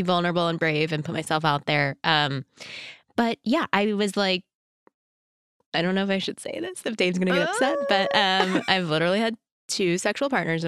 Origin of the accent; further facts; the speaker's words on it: Texas, United States; I was born and raised in Texas, super religious Christian